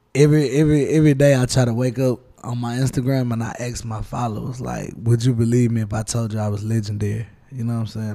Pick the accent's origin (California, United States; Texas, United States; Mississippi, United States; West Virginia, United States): Texas, United States; Houston; I'm from Houston, Texas